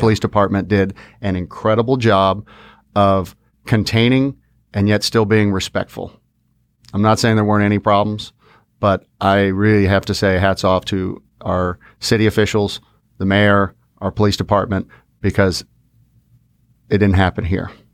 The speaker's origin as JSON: {"language": "English", "town": "Fort Worth", "region": "Texas", "country": "United States", "said": "we're from Fort Worth"}